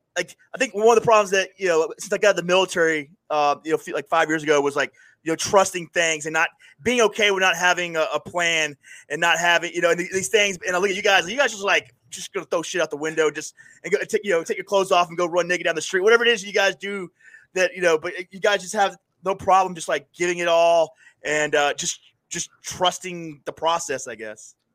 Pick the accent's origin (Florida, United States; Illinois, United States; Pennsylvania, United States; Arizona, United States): Florida, United States; Panama City; now in upstate New York, United States; I grew up in Panama City, Florida